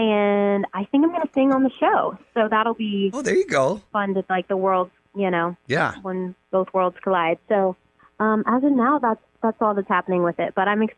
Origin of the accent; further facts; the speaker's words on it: Memphis, Tennessee, United States; now in Los Angeles, United States; I'm from Memphis, Tennessee originally, and I've lived in L.A. 15 years.